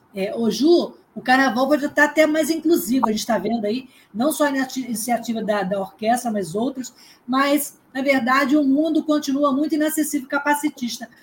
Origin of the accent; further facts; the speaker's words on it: Niterói, Rio de Janeiro, Brazil; eu sou aqui de Niterói